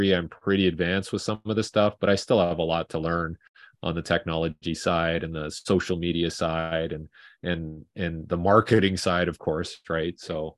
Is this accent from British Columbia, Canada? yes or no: yes; Vancouver, British Columbia, Canada; And I'm from Vancouver.